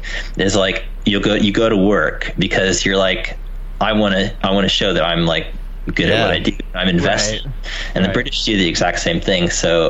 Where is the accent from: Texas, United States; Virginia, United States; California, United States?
California, United States; moved away as an adult; also born or lived in Savannah, Georgia / Los Angeles; So I am from California originally. And I went to Savannah, Georgia, Savannah College of Art and Design.